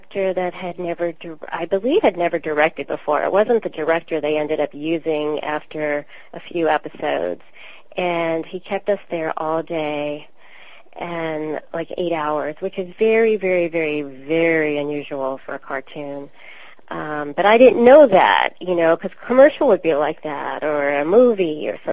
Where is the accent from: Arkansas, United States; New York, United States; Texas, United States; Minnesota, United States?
New York, United States; New York City; accent: New York; that's where I'm from, and I'm from Queens, as Janine is